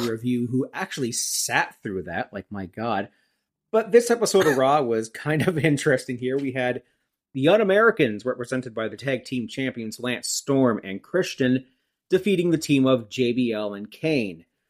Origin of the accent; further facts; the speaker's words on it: Brock Township, Ontario, Canada; I grew up in Brock Township, Ontario, Canada